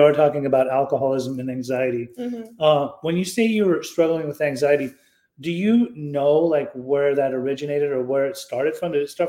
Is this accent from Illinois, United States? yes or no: no; Utah, United States; I grew up in Utah. So like, it's a very boring town unless you know how to ski.